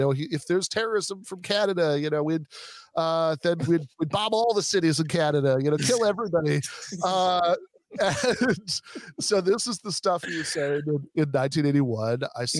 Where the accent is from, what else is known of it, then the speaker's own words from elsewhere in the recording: Michigan, United States; I'm from Michigan